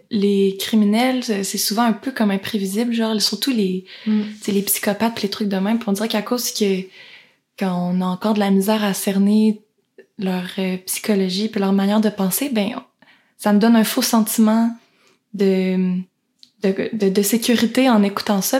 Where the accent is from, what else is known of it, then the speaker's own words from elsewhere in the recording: Quebec, Canada; on est québécoise